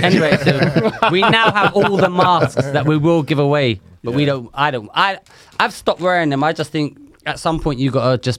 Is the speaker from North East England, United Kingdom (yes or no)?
no; Manchester, North West England, United Kingdom; Listen to me. I'm from Manchester.